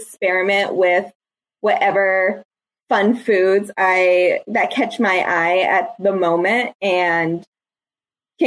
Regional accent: the North, United States; I'm a Northerner. I'm a Yankee.

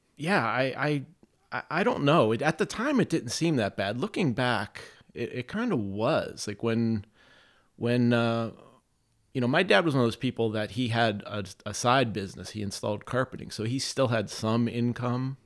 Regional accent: Campbell, Ohio, United States; I grew up in a city called Campbell

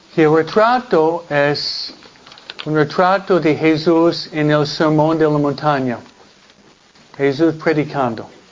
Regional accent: New York, United States; now in California, United States; Nueva York, de donde vengo yo

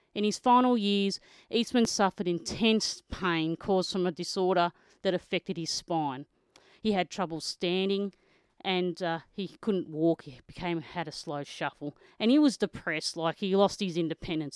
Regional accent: Australia; I'm an Australian motocross photojournalist

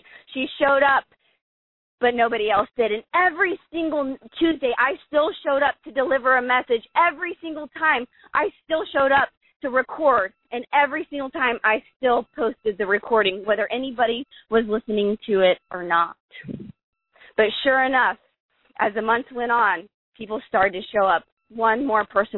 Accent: Columbus, Ohio, United States; moved away; Columbus, Ohio, my hometown

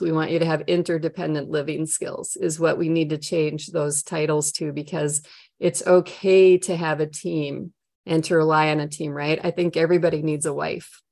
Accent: Minnesota, United States; accent: Minnesota, long O's; moved away as an adult; now in Florida, United States; I'm from Minnesota with my long O's and my nice Norwegian accent

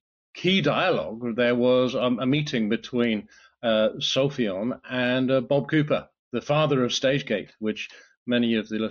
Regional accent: United Kingdom; moved away as an adult; now in France; I'm a Brit, as you can probably tell by my accent

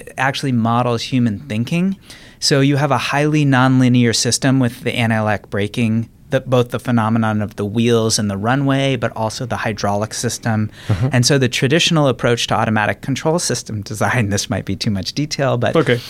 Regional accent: Reno, Nevada, United States; also born or lived in Washington, D.C.; So I grew up, moved around a bit, but Washington, D.C. for my early childhood through age 10 and then Reno, Nevada, age 11 through high school.

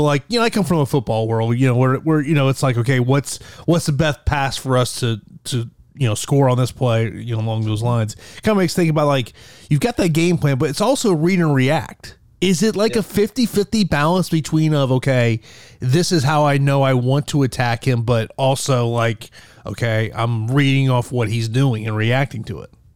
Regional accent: Tampa, Florida, United States; here in my hometown of Tampa, Florida.

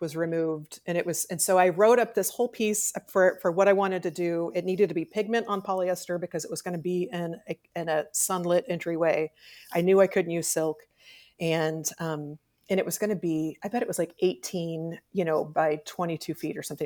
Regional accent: Hannibal, Missouri, United States; also born or lived in Kansas City / Texas; I was born in Kansas City, We lived in Texas until I was five. We moved to Hannibal

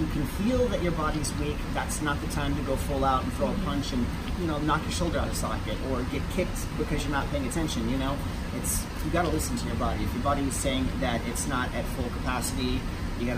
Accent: Kentucky, United States; now in New York, United States; I'm originally from Kentucky, but lived in New York for well over a decade at this point, so I consider myself a New Yorker

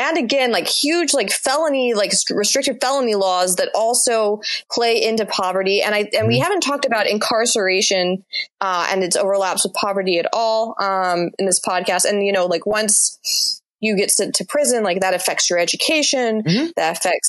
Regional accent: Mississippi, United States; Mississippi, to just use my home state as an example

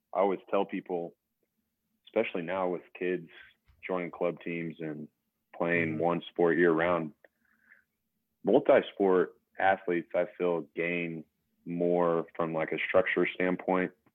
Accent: Utica, Kansas, United States; also born or lived in Scott City; now in Wichita, United States; We had probably anywhere from six to eight kids in our grade growing up in Utica

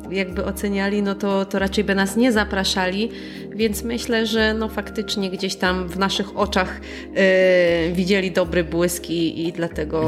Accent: Poland; pochodzimy z innego kraju

